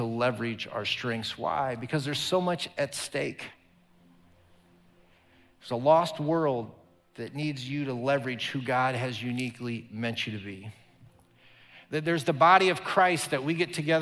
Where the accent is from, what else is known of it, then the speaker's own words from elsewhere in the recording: Omaha, Nebraska, United States; moved away; my hometown there in Omaha